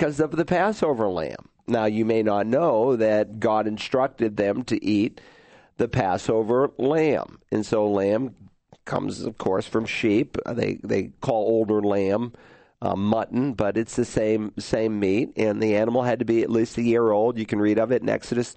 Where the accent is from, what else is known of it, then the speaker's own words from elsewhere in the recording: New England, United States; moved away; when I was growing up in New England